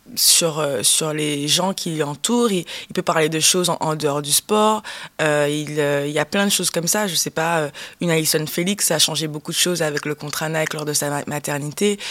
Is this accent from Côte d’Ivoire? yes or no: no; Guadeloupe; J'ai grandi en Guadeloupe.